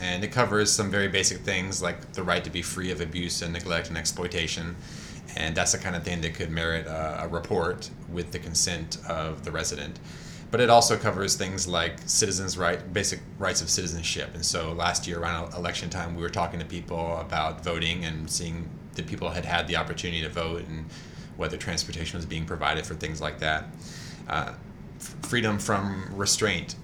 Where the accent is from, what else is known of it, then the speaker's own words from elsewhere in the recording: Georgia, United States; also born or lived in Chicago / North Carolina; now in Durham, United States; I'm from Georgia originally